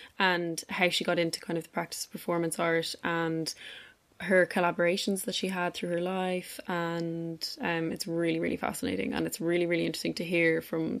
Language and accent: English; Ireland; now in Berlin, Germany; I am an Irish sound artist, currently based in Berlin